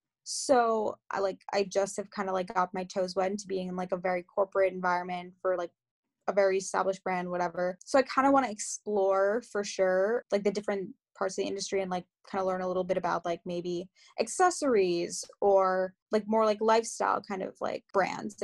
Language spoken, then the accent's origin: English; Long Island, New York, United States; also born or lived in Queens, New York / North Carolina; now in New York City, United States; I was born and raised in New York. I was born in Queens, raised on Long Island